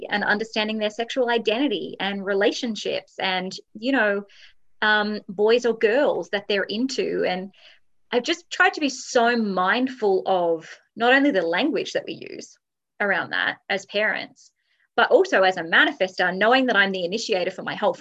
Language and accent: English; Australia; I'm Australian, we're a good like 10 years behind here in Australia